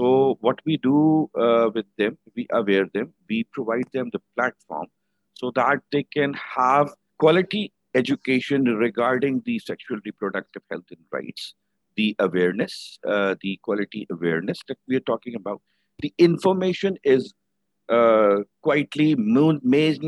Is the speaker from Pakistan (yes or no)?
yes; Pakistan; I am from Pakistan, currently working with Blessing Welfare Association over here